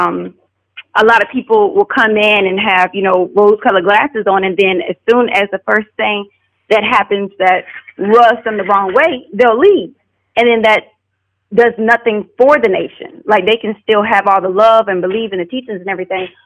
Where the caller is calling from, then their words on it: Atlanta, Georgia, United States; This is Sister {S1} … from {S4} Atlanta, Georgia.